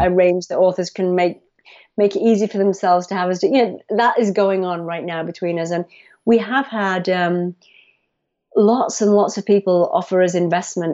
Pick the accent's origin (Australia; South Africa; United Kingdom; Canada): United Kingdom; England; moved away as an adult; also born or lived in United States; I moved back to England. I had been in the U S for ten years